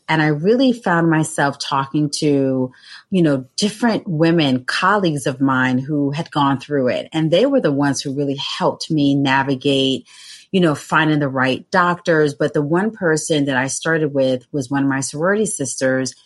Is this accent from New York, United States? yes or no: yes; New York City, New York, United States; I grew up in Brooklyn